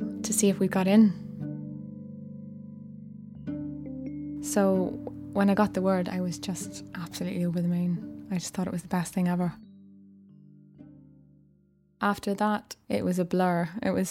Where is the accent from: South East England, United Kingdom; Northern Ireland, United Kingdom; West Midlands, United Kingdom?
Northern Ireland, United Kingdom; South Armagh; moved away; originally I'm from Northern Ireland, just right on the border, a part called South Armagh